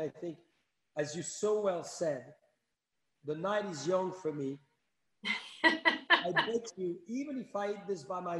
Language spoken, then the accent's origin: English; France; now in United States; I come from France